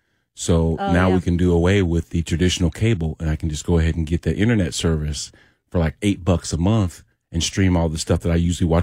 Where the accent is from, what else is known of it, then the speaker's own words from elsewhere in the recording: Illinois, United States; now in Tennessee, United States; I'm from Illinois.